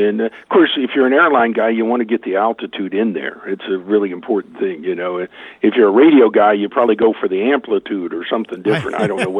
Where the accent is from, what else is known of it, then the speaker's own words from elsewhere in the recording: Tulsa, Oklahoma, United States; I so much enjoyed having him here in my hometown on our home course for the PGA Championship